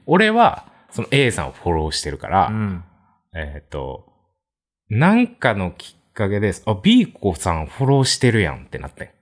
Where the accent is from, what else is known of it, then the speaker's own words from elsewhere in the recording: Kansai, Japan; 出身も関西で二人とも